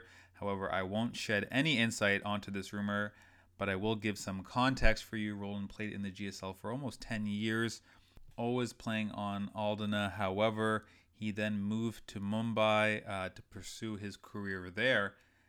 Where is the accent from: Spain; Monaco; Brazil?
Brazil; So I grew up only in Brazil and watching them.